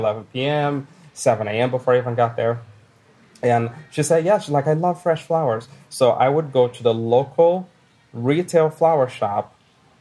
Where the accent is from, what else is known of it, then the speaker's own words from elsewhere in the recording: Brazil; moved away as an adult; now in Billings, United States; I'm from Brazil